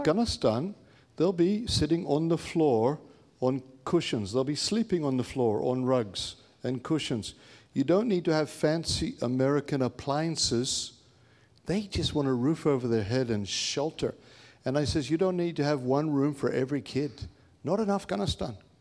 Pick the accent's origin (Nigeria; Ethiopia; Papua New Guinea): Papua New Guinea; moved away; also born or lived in India; I grew up in Papua New Guinea